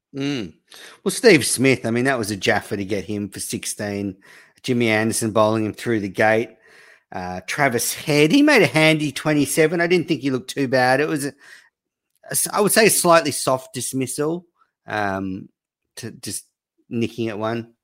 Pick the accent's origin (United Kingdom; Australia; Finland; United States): Australia; I am Australian.